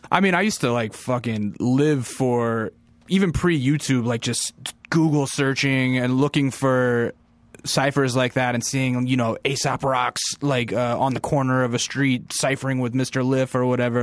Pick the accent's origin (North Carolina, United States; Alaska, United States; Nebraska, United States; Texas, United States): Alaska, United States; I'm from Alaska, and, like, you know, I actually went to a school that was pretty heavily influenced by rap music, 'cause it was a military base